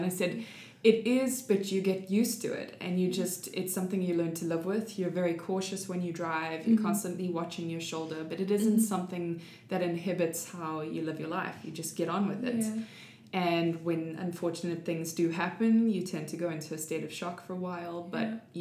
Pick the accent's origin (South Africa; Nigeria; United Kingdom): South Africa; moved away as an adult; also born or lived in Monterey, California / Virginia; now in United States; I'm from South Africa